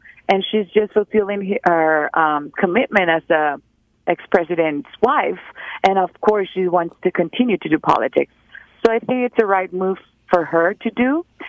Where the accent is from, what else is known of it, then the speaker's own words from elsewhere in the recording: Los Altos de Jalisco, Mexico; I'm from where the tequila is from. You know, I'm from Los Altos de Jalisco